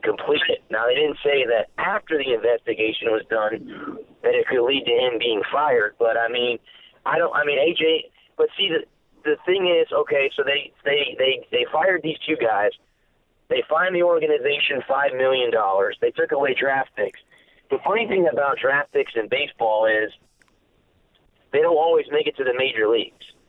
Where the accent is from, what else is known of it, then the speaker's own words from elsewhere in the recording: Florida, United States; my home state is Florida